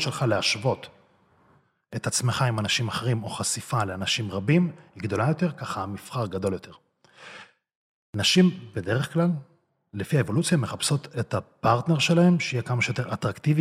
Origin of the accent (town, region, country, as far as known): Israel; born or raised there; also born or lived in Russia